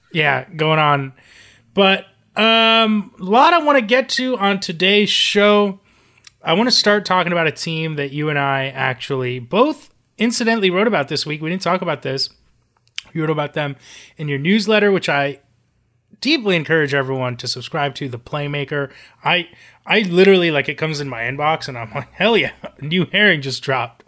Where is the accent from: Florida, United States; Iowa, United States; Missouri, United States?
Florida, United States; South; I'm from South Florida